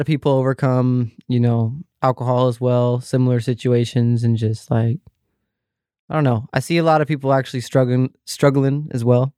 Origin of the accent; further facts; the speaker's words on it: Vancouver, Washington, United States; I grew up in Vancouver, Washington